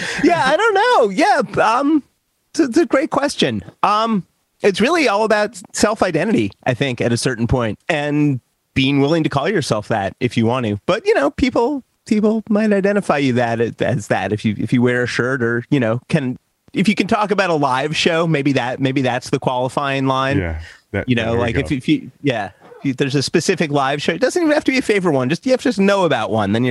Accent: Long Island, New York, United States; where I grew up on Long Island. It was in New York

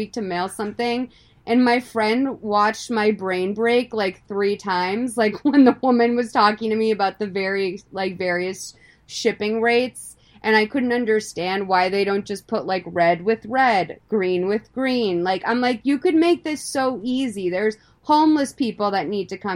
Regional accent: East Coast, United States; growing up on the East Coast

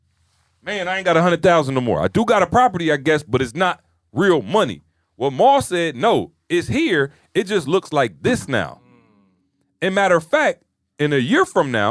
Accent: Lansing, Michigan, United States; I'm from Lansing

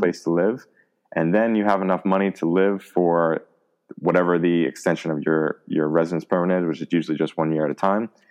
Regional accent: United States; first language English; moved away as an adult; now in Germany; we're just from America, our native language is English

